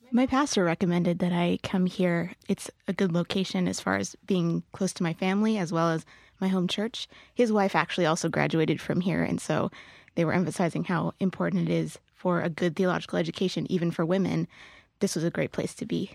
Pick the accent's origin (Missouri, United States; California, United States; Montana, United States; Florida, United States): California, United States; Riverside; now in San Diego, United States; I'm from Riverside, California